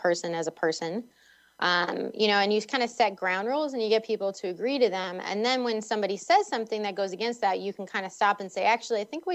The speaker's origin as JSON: {"language": "English", "town": "Boston", "region": "Massachusetts", "country": "United States", "tie": "born or raised there", "said": "when I was growing up in Boston or the Boston area"}